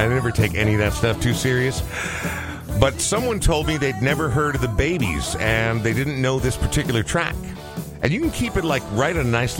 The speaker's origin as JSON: {"language": "English", "town": "Coon Rapids", "region": "Minnesota", "country": "United States", "tie": "born or raised there", "also_born_or_lived": "Portland, Oregon", "said": "growing up in Coon Rapids as a kid."}